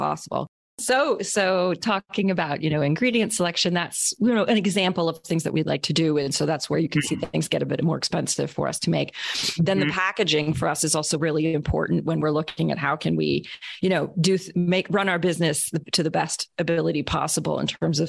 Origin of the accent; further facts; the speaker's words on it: Canada; I'm Canadian